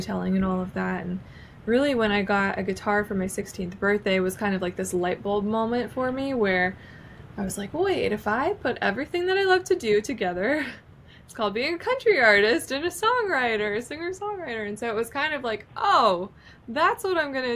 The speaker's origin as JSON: {"language": "English", "town": "Nashville", "region": "Tennessee", "country": "United States", "tie": "born or raised there"}